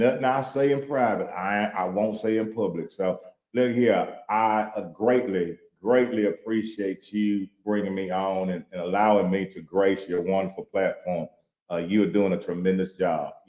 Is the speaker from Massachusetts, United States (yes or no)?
no; Louisiana, United States; now in Houston, United States; I'm from Louisiana, and I'm by this country as they come